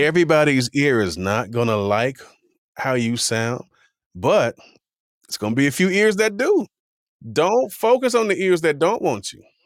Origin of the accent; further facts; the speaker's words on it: Miami, Florida, United States; growing up in Miami